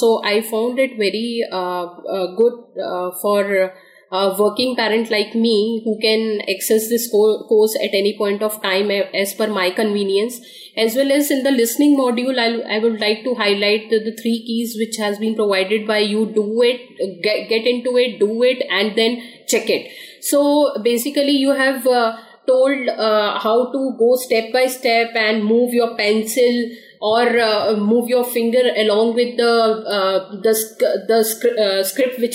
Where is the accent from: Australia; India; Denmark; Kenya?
India; also born or lived in Noida, India; I'm from India. And I am currently residing in Noida, which is a part of Delhi NCR